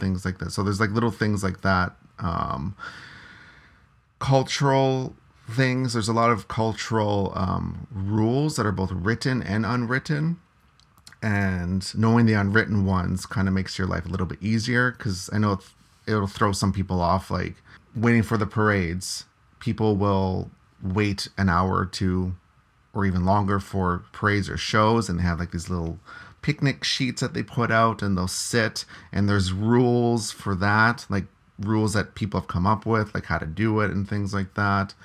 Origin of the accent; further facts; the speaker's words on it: Canada; being Canadian